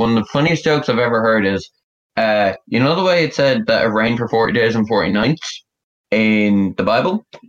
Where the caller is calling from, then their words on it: Ireland; I'm calling from Ireland, which is essentially rain. We don't get much sun.